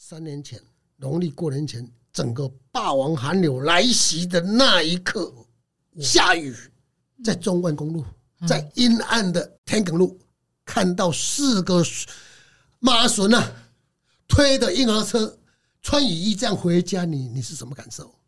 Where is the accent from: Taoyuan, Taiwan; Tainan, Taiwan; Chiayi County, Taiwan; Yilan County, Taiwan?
Chiayi County, Taiwan; Minxiong; moved away; also born or lived in Taipei; 我是嘉义民雄人。嗯哼。那从小就在嘉义民雄，呃，穷困的 在不三不四的地方长大，我在台北担任世贸二馆的馆长。二零一三年的时候，我民雄的家里都没有人，只有我的老父亲跟老母亲